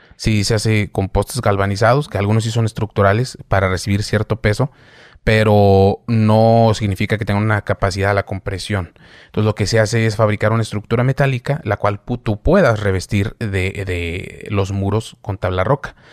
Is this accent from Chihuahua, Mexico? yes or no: no; Saltillo, Coahuila, Mexico; yo soy de Saltillo